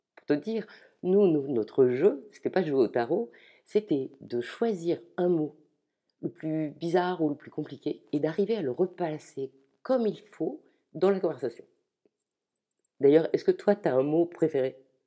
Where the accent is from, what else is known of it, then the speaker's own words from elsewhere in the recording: Ch'ti, Hauts-de-France, France; je suis ch'ti